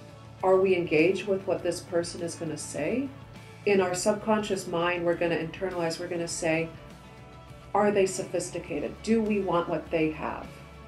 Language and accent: English; Surrey, British Columbia, Canada; also born or lived in Egypt; I was born in Surrey, British Columbia. Oh, born, raised here. Born, raised, yes. However, as an adult, I did go over and spend 2 years overseas. I went to post-revolution Egypt.